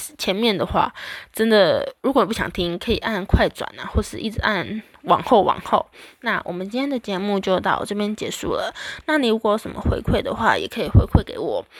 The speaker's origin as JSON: {"language": "Chinese", "country": "Taiwan", "said": "我们台湾人"}